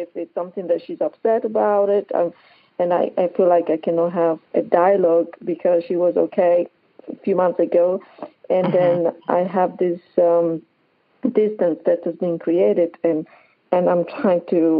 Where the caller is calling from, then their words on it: Hilton Head, South Carolina, United States; I'm calling from Hilton Head, South Carolina.